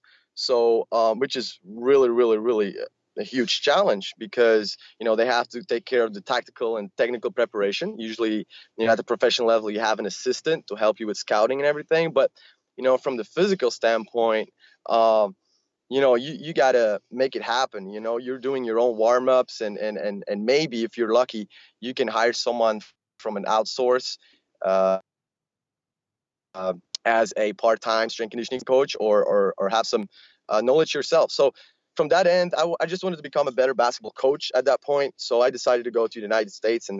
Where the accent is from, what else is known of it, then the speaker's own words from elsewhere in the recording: Belgium; I grew up here in Belgium